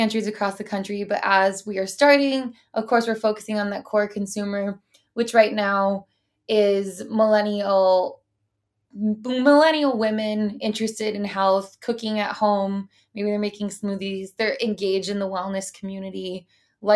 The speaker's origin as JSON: {"language": "English", "region": "Midwest", "country": "United States", "said": "we're from the Midwest and, you know, comes from an Italian and Irish background"}